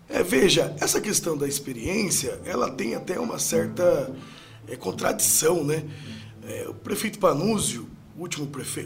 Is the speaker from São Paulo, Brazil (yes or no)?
yes; Sorocaba, São Paulo, Brazil; Sou nascido e criado em Sorocaba, morador do Parque das Laranjeiras na Zona Norte, desde sempre